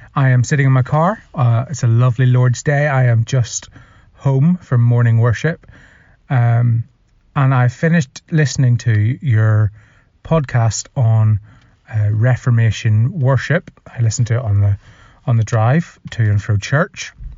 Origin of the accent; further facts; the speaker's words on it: Northern Ireland, United Kingdom; now in England; I am from Northern Ireland, and I currently live in England.